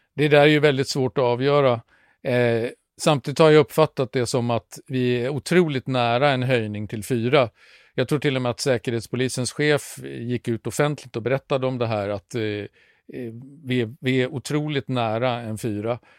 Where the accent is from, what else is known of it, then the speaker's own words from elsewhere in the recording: Sweden; vi här hemma i Sverige